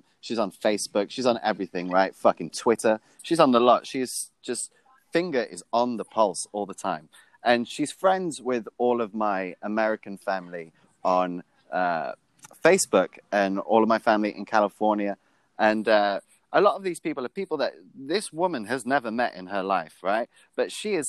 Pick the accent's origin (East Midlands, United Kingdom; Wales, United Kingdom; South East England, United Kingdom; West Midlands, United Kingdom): Wales, United Kingdom; Newport; we're from Newport